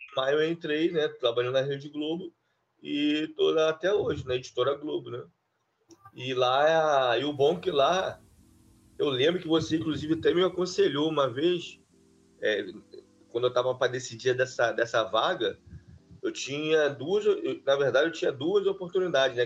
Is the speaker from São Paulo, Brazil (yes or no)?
no; Duque de Caxias, Rio de Janeiro, Brazil; eu sou do Rio de Janeiro, né? É, município do de Caxias